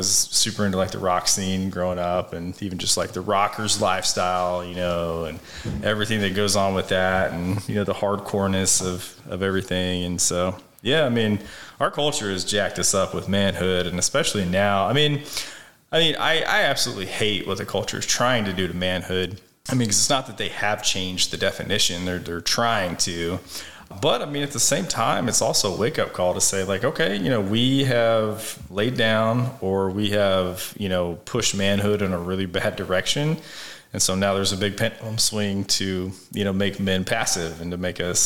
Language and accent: English; United States; being a citizen of this country